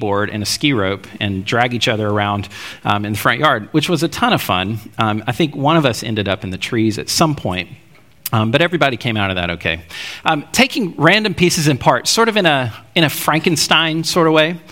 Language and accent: English; Alabama, United States; growing up in Alabama